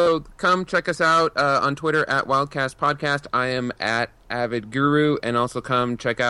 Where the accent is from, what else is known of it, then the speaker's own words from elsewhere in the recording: Seattle, Washington, United States; also born or lived in Portland area; now in Portland, United States; I'm in the Portland area, but my brother, I grew up in the Seattle area